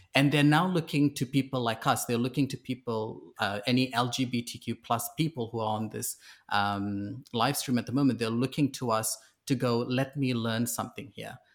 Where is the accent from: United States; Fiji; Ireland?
Fiji; also born or lived in New Zealand; now in Sydney, Australia; I grew up in Fiji, I was transplanted to New Zealand